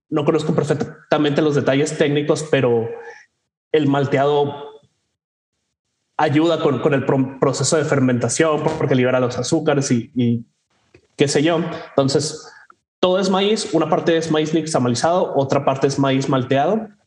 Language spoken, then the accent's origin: Spanish; Mexico; que nosotros como mexicanos reconoceremos